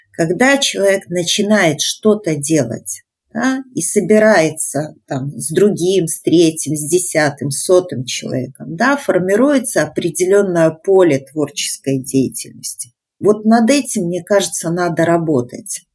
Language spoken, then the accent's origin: Russian; Belarus; мы белорусы, мы собрались в сообщество